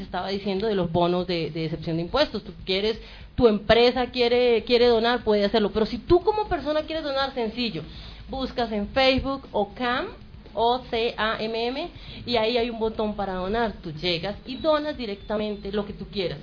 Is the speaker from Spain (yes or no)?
no; Colombia; nosotros como colombianos